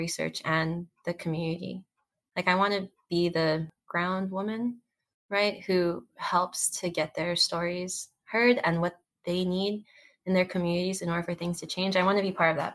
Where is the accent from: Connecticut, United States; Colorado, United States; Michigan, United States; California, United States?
California, United States; Daly City; growing up in Dili City, it was just this community of different minorities